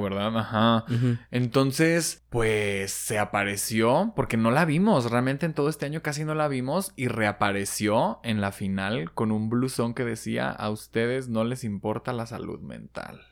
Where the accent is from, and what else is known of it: Mexico